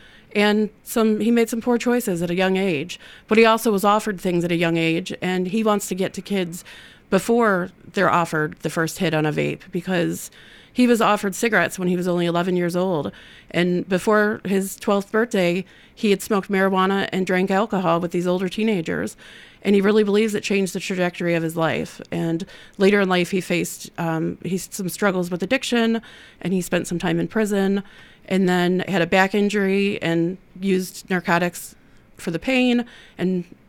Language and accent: English; Toledo, Ohio, United States; now in Murfreesboro, United States; No, I'm a transplant. I came from Toledo, Ohio.